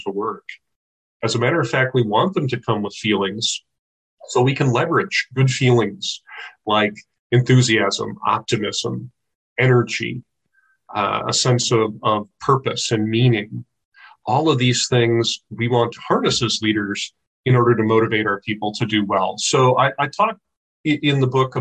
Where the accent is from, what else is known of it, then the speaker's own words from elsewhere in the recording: Midwest, United States; moved away as an adult; also born or lived in United Kingdom; now in Olympia, United States; I grew up in the Midwest.